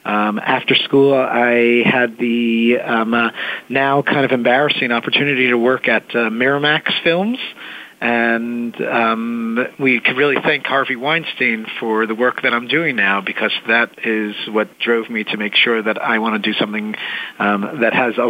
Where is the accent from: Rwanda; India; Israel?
Israel; also born or lived in New York, United States; So I was born in New York, and my family moved to Israel, actually, when I was young, when I was about 10.